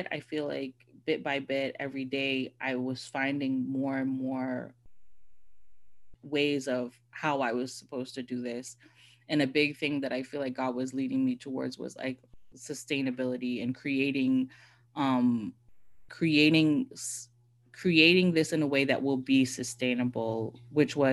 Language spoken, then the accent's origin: English; Bahamas; I'm technically not a Bahamian, but am a Bahamian